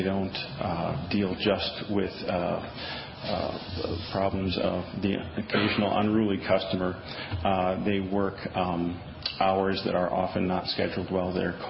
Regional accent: Milwaukee, Wisconsin, United States; now in Madison, United States; I'm a Wisconsinite. I was born here outside of Milwaukee, and I've lived in Wisconsin pretty much my whole life. But I'm new to Madison.

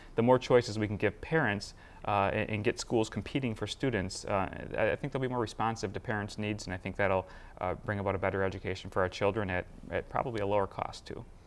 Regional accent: Madison, Wisconsin, United States; i grew up in Madison. I've lived here my entire life

